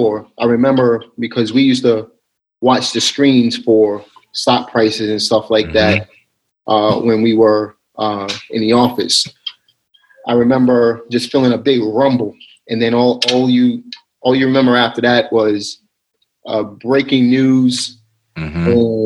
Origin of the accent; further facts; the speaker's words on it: New York City, New York, United States; also born or lived in Pennsylvania; now in North Carolina, United States; I'm originally from Brooklyn, New York. I moved to Pennsylvania, lived there for about 8 years, and then now I'm here in North Carolina